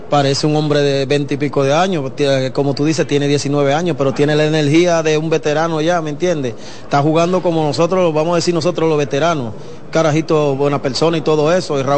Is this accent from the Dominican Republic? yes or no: yes; Dominican Republic; Soy dominicano y tengo que llevar la bandera en alto.